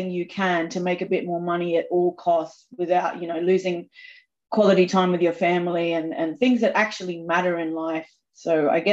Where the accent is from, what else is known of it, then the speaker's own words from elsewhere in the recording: Australia; I'm from Australia, so I am quite sweary